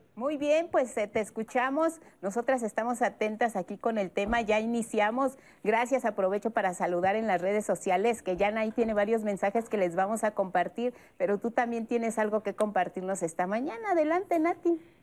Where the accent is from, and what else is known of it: Mexico